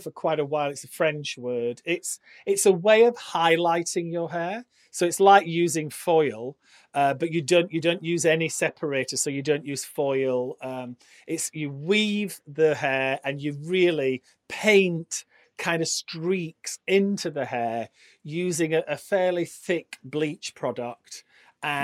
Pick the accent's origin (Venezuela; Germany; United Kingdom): United Kingdom; Barnsley, Yorkshire and the Humber; I'm from Yorkshire, and I started uh, working in a salon in my hometown, which is Barnsley